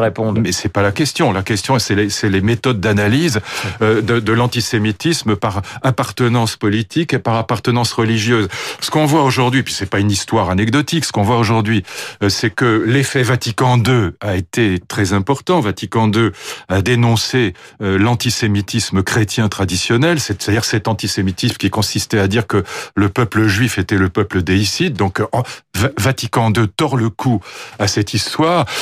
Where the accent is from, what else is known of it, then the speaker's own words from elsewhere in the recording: France; je suis français